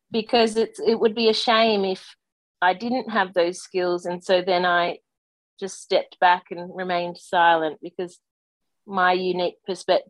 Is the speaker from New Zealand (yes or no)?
no; Australia; growing up in Australia, growing up in Australian sport